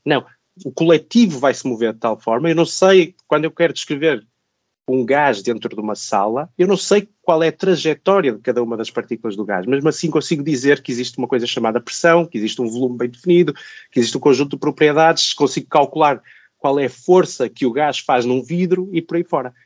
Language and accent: Portuguese; Braga, Norte, Portugal; moved away as an adult; also born or lived in Zurich, Switzerland; now in Lisbon, Portugal; sou português, nasci no norte do país, em Braga. Eh, onde cresci, onde estudei, onde fiz o meu doutoramento